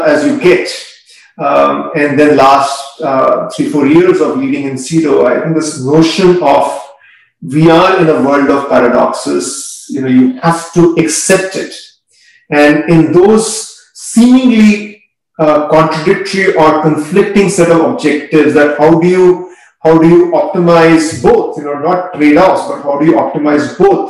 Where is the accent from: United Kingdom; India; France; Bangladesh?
India; growing up in India